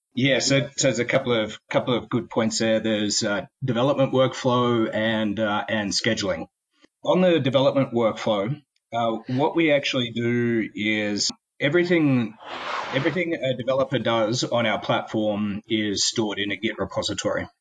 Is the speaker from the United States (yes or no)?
no; Australia; also born or lived in Sydney, Australia; I'm Australian.